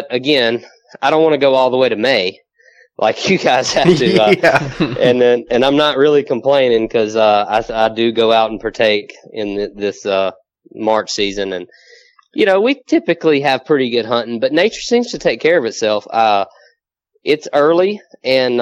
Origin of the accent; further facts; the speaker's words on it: southwest Mississippi, United States; moved away as an adult; now in Louisiana, United States; I'm actually originally from Mississippi.